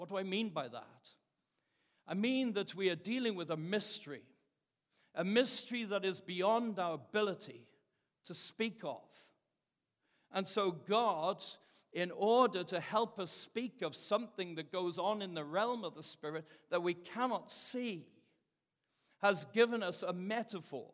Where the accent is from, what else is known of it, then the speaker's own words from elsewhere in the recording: United Kingdom; moved away as an adult; now in United States; Growing up in the United Kingdom